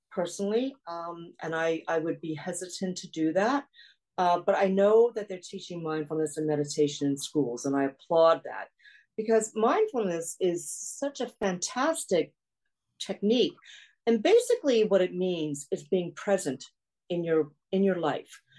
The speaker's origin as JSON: {"language": "English", "country": "South Korea", "tie": "born there", "said": "I was born in South Korea. I'm half Korean, half Caucasian."}